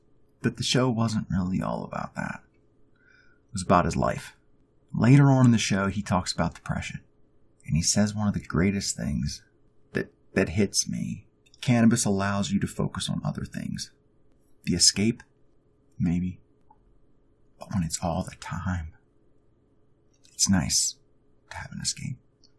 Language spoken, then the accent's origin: English; Pennsylvania, United States; now in Fairbanks, United States; I grew up in Pennsylvania.